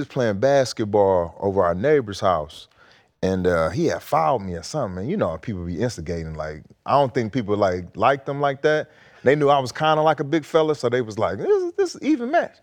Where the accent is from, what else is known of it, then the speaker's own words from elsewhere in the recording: Detroit, Michigan, United States; I'm from Detroit